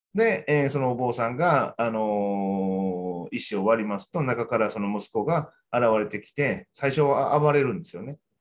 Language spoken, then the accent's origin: Japanese; Kyoto, Japan; 僕ら京都の人